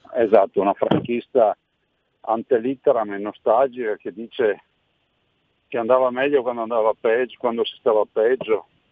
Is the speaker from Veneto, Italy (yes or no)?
yes; Veneto, Italy; siamo a cinque milioni di veneti, quindi abbiamo conosciuto una grande diaspora migratoria come Veneto